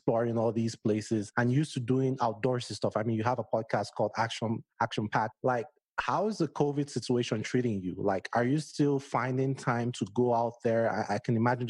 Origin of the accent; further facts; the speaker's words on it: Nigeria; moved away as an adult; also born or lived in Washington, District of Columbia, United States; now in United States; I grew up in Nigeria